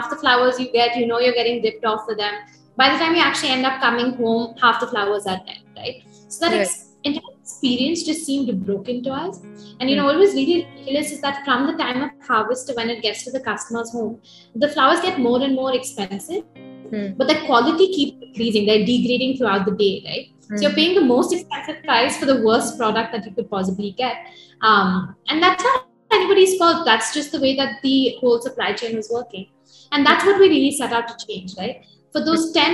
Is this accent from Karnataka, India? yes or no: yes; Bangalore, Karnataka, India; We are from Bangalore, the home base